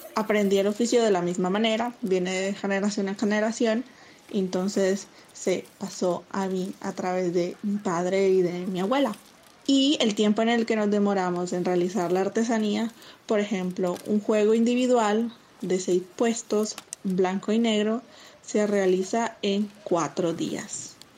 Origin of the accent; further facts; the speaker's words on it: Usiacurí, Atlántico, Colombia; Vivo y soy del municipio de Usiacurí, Atlántico